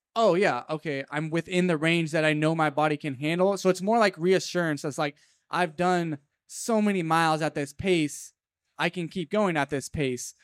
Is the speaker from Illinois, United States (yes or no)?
no; Fresno, California, United States; my hometown of Fresno